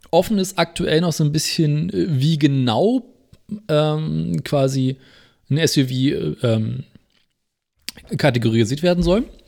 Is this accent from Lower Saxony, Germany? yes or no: no; Berlin, Germany; bei uns in Berlin